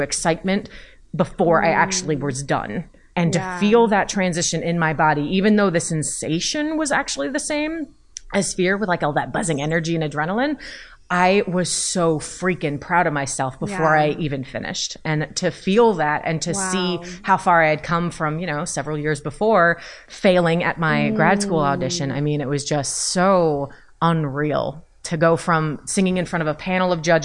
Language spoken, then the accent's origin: English; New Jersey, United States; I'm from Jersey.